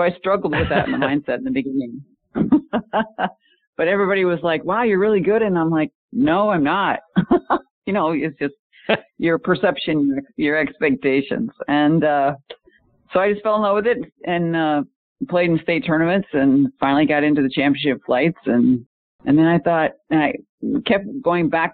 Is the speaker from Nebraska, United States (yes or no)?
yes; Omaha, Nebraska, United States; moved away as an adult; also born or lived in Charlotte, North Carolina / Phoenix, Arizona; I was a multi-sport athlete growing up in Omaha, Nebraska